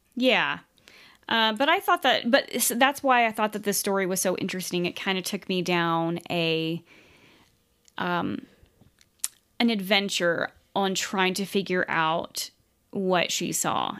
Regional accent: United States; I just say Native American because we're from the United States

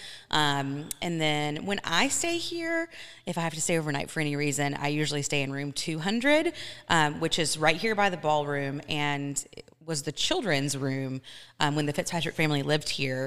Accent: Athens, Georgia, United States; moved away as an adult; also born or lived in Atlanta, Georgia; now in Washington, United States; I'm from Athens, Georgia, but we lived in Atlanta.

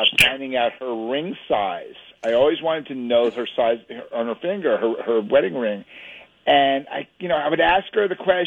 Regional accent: the Hamptons, Long Island, New York, United States; I grew up in the Hamptons. I went to school there.

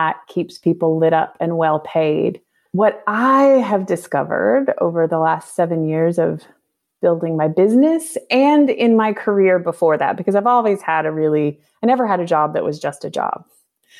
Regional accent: United States; moved away as an adult; as someone growing up in North America

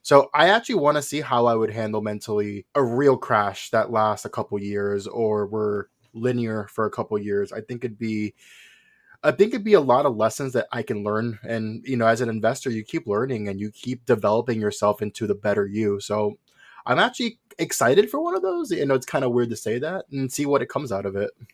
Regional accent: Puerto Rico; moved away as an adult; also born or lived in New York; originally, I was born in New York, moved to Puerto Rico when I was five.

